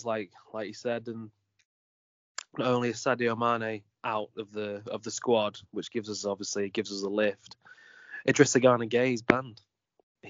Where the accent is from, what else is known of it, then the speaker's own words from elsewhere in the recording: England, United Kingdom; I'm English